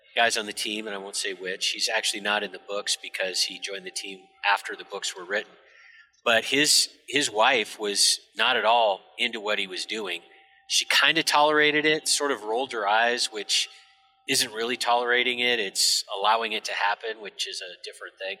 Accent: United States; I grew up by the Canadian border, so I'm I'm functionally Canadian

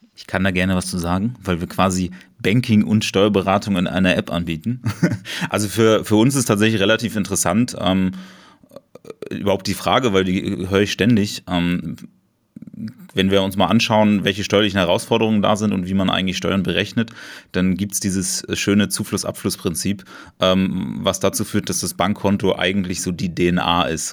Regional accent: Berlin, Germany; komme ich aus Berlin

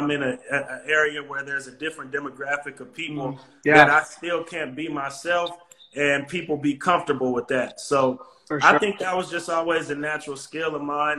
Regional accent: Vallejo, California, United States; moved away as an adult; also born or lived in Berkeley, California / Forest Grove, Oregon; growing up in the Bay Area

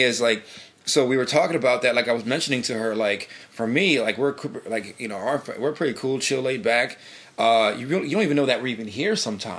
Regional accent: New Britain, Connecticut, United States; also born or lived in New York City; we're born and raised in New Britain

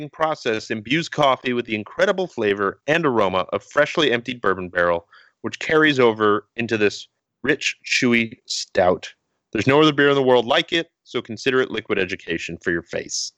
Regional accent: Portland, Oregon, United States; my hometown, Portland, Oregon

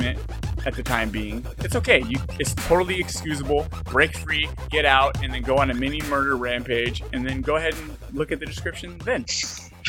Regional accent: Santa Clara, California, United States; I grew up in Santa Clara

